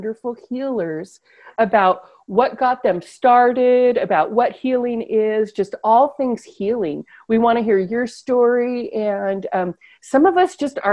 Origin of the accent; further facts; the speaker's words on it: California, United States; I grew up in California